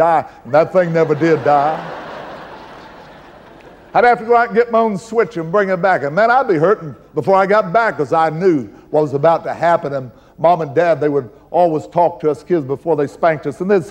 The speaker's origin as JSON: {"language": "English", "town": "McLeansboro", "region": "Illinois", "country": "United States", "tie": "born or raised there", "said": "my hometown, McLeansboro, Illinois"}